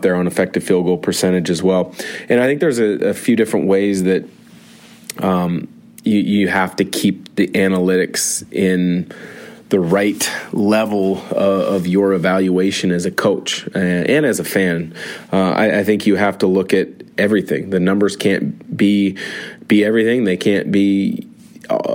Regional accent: Spokane, Washington, United States; Spokane, my hometown

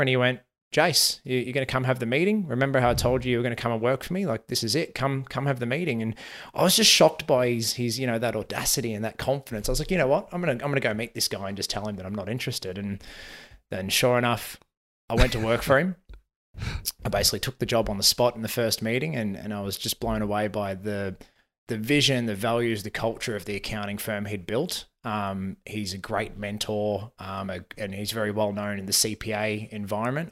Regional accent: Melbourne, Victoria, Australia; grew up in the southeast suburbs of, uh, Melbourne, so out in Endeavour Hills

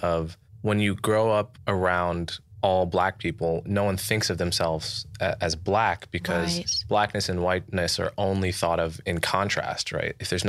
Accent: New York, United States; I'm from New York, so yes. There's a huge suspicion of kindness.

